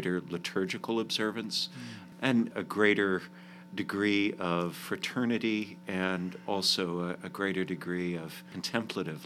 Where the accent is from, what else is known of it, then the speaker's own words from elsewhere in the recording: Calgary, Alberta, Canada; moved away as an adult; also born or lived in Providence, Rhode Island / Nashville, Tennessee / Washington, D.C.; now in United States; I grew up in Canada, in the city of Calgary. I moved to the States in 2006